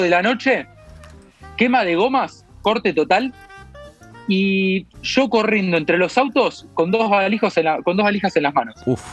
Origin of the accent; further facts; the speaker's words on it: Argentina; moved away; mi pasaporte dice Argentina